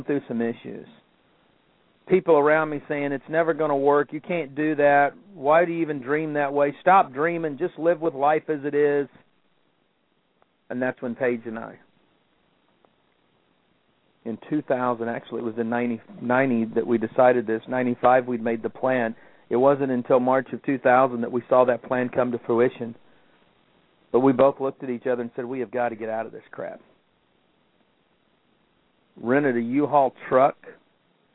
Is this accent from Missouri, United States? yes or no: yes; Kansas City, Missouri, United States; I grew up in Kansas City